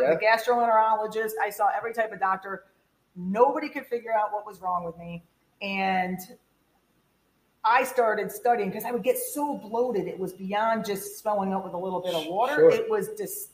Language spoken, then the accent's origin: English; Homestead, Florida, United States; I was born in Miami, or South Miami